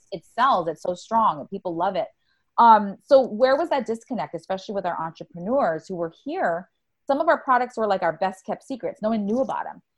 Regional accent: Oahu, Hawaii, United States; moved away as an adult; also born or lived in Silicon Valley; I was born and raised on Oahu.

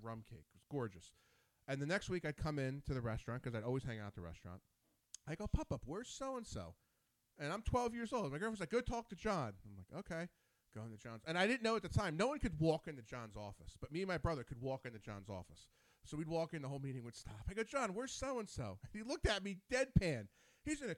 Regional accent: Ewing, New Jersey, United States; also born or lived in Princeton; Born in Princeton. I grew up in Ewing.

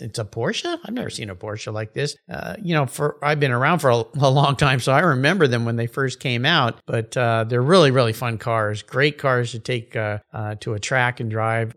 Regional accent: West Coast, United States; I grew up in the West Coast

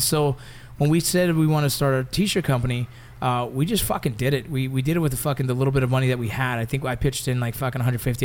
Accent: Los Angeles, California, United States; 818 is a very specific area code to where we grew up in the San Fernando Valley

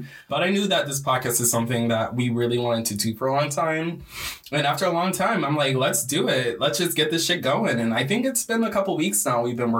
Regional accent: Michigan, United States; we're both from Michigan.

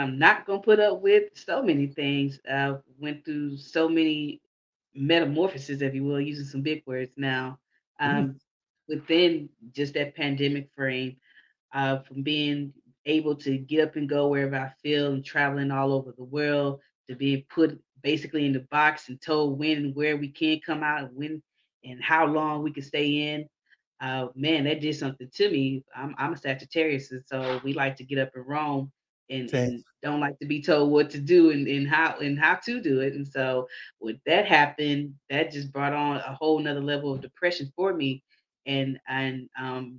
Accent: Houston, Texas, United States; I'm from Houston. And I had a pretty good childhood coming up until the time I was around 11

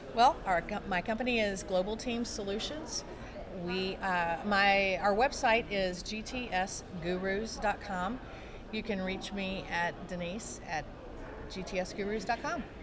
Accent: San Antonio, Texas, United States; I am from San Antonio, Texas

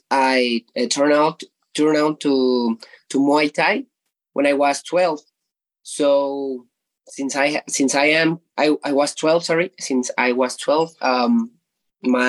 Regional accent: Ecatepec, State of Mexico, Mexico; I am from Ecatepec in Mexico State.

